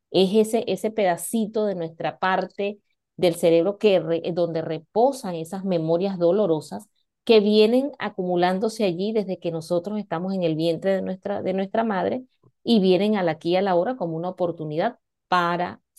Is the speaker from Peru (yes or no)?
no; Venezuela; moved away as an adult; now in Spain; para los que no, no me conocen, pues soy venezolana y tengo aproximadamente cinco, voy para seis años acá en, en España.